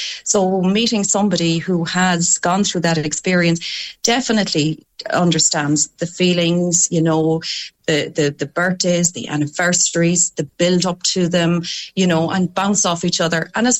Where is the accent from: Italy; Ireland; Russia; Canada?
Ireland; Connacht; Mike is in Limerick and I'm from Leitrim, so we have a 3-hour commute.